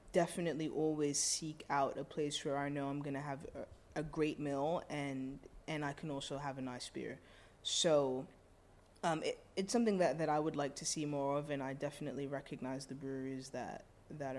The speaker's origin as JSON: {"language": "English", "region": "London", "country": "United Kingdom", "also_born_or_lived": "Brixton", "moved": "yes", "lives_now": "New York City, United States", "said": "when I'm in London, I go home"}